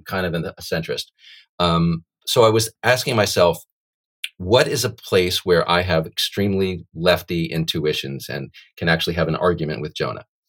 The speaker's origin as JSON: {"language": "English", "country": "United States", "tie": "born or raised there", "said": "I was born in the United States"}